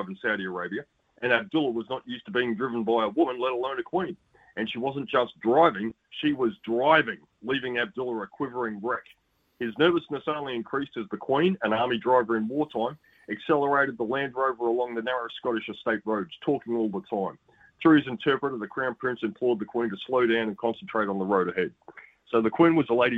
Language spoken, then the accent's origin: English; Australia; I'm a very happy Australian sports fan